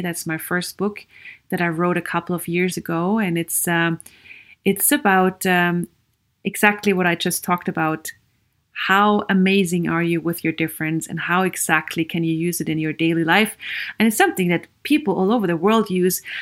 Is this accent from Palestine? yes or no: no; Vienna, Austria; English is a second language; moved away as an adult; also born or lived in Sweden; I am Viennese from Austria. I grew up in Austria